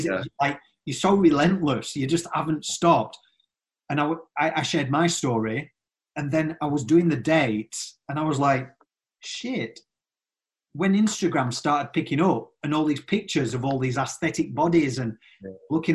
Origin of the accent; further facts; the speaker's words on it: Yorkshire and the Humber, United Kingdom; I'm from Yorkshire